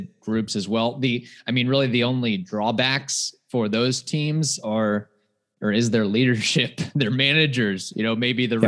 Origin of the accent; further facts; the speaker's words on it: Midwest, United States; growing up in the Midwest area